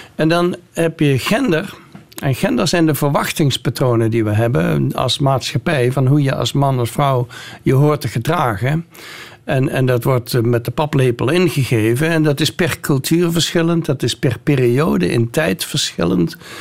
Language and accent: Dutch; North Brabant, Netherlands; moved away as an adult; also born or lived in Nijmegen / Groningen; now in United States; want ik kom uit Brabant